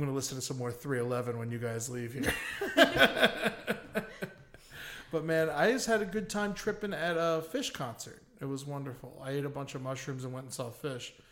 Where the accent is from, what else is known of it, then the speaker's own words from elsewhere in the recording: Florida, United States; I grew up in Florida.